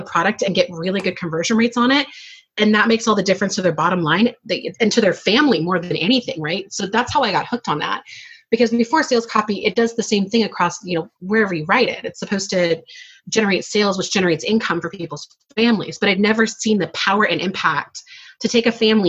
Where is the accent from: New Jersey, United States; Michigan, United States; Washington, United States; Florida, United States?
Washington, United States; outside of Seattle; I grew up outside of Seattle